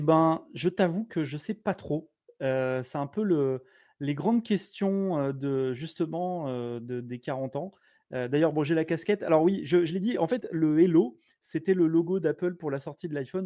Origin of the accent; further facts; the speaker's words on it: Blois, Centre-Val de Loire, France; moved away as an adult; also born or lived in Montauban / Toulouse; now in Ireland; Je suis né à Montauban, mais j'ai vécu à Blois parce que mes parents sont profs.